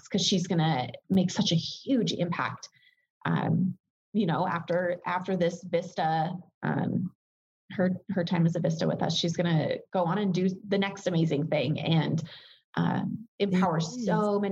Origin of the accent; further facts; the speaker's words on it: rural area an hour from Denver, Colorado, United States; moved away as an adult; I moved down to Denver in Colorado